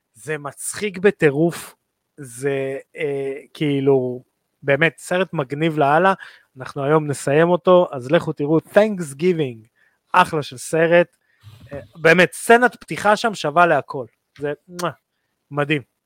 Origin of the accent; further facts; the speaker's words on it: Israel; אנחנו כישראלים